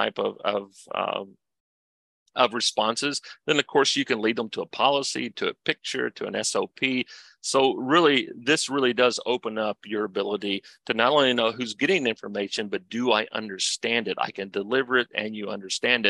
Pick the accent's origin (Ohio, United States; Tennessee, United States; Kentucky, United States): Kentucky, United States; I'm from Kentucky